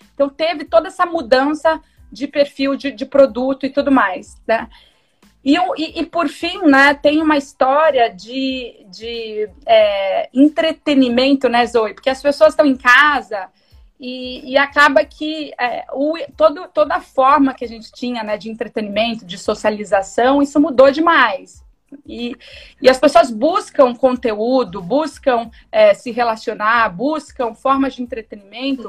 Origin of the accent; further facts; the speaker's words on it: Sorocaba, São Paulo, Brazil; eu sou de Sorocaba, né, do interior de São Paulo